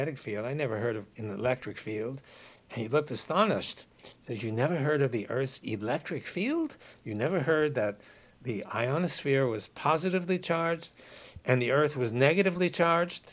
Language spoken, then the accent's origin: English; New York City, New York, United States; I grew up in New York City in Brooklyn